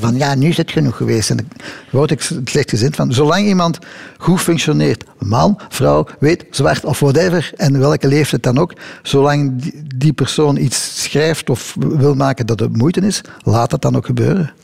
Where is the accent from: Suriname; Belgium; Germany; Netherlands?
Belgium; Het is Belgisch